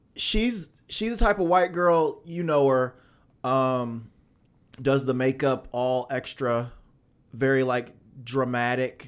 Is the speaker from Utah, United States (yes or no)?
no; Alton, Illinois, United States; I'm from Alton, Illinois